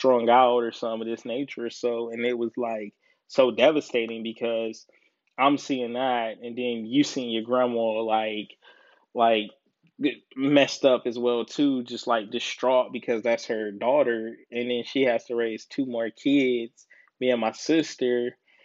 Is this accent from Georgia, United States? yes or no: yes; Decatur, Georgia, United States; now in Columbus, United States; I'm originally from ATL, I'm originally from Decatur